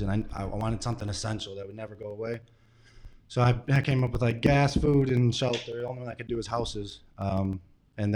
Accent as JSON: {"language": "English", "town": "St. Clair Shores", "region": "Michigan", "country": "United States", "said": "I'm from St. Clair Shores."}